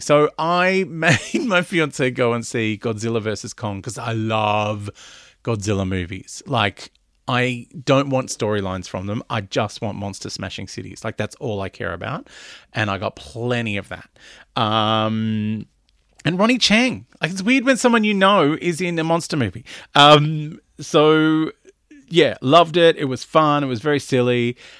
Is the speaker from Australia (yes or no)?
yes; Melbourne, Victoria, Australia; now in Sydney, Australia; I grew up in Melbourne where it gets down to zero